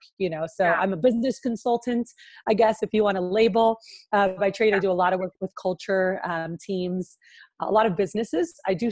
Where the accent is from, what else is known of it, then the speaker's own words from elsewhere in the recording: Miami, Florida, United States; moved away as an adult; now in Houston, United States; I'm from Miami, Florida, is where I like grew up most of my life